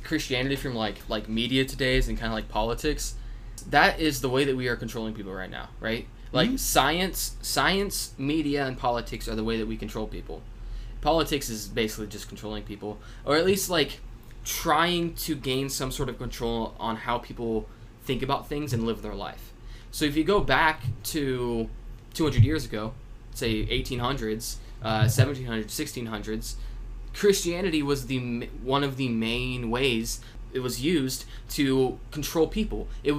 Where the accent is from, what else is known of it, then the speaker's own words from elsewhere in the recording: Anderson, Indiana, United States; And back in my hometown.